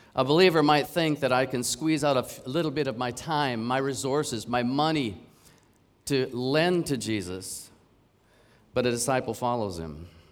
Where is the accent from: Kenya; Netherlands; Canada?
Canada; now in Hong Kong; I'm from Canada